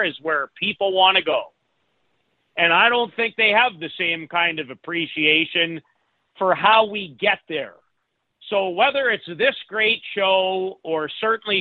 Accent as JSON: {"language": "English", "town": "Saskatoon", "region": "Saskatchewan", "country": "Canada", "tie": "born or raised there", "said": "I grew up in Saskatoon"}